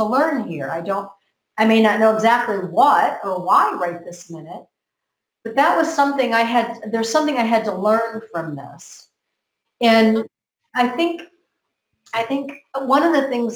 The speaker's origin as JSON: {"language": "English", "country": "United States", "tie": "born or raised there", "said": "I grew up in America"}